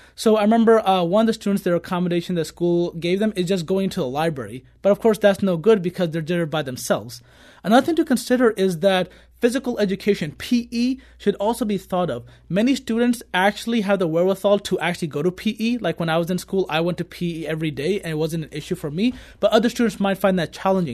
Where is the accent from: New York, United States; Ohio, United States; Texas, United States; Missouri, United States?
Missouri, United States; Kirkwood; I grew up in Kirkwood my entire life from elementary, middle, and high school